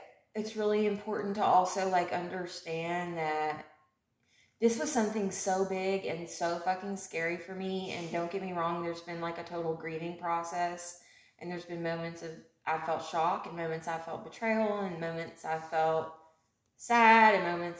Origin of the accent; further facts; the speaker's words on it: Elizabethtown, Kentucky, United States; moved away; my hometown in E-Town